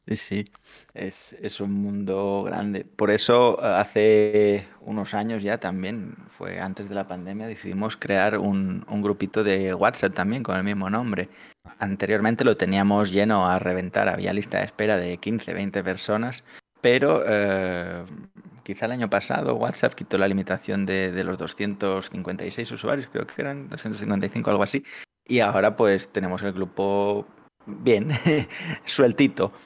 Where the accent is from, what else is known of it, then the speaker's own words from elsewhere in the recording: Catalonia, Spain; somos catalanes